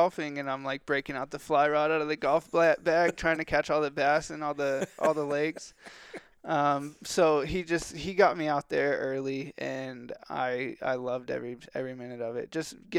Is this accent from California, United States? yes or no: yes; California, United States; born there; I was born in California, and we did a lot of waterfowl stuff out there.